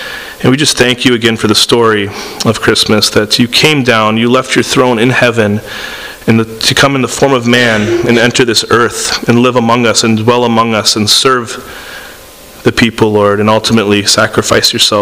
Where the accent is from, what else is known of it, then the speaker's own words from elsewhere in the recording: San Diego, California, United States; moved away; also born or lived in Tampa, Florida, United States; I grew up in San Diego and Tampa